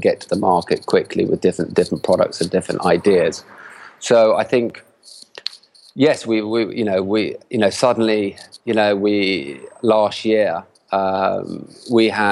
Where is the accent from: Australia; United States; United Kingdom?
United Kingdom; England; now in Barcelona, Spain; we have families here, even though we're all from England